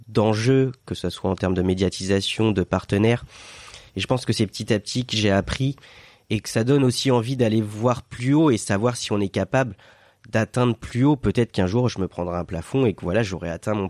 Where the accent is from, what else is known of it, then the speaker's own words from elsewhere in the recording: Sarthe, Pays de la Loire, France; now in Biarritz, France; je suis un terrien pur. Je viens de la Sarthe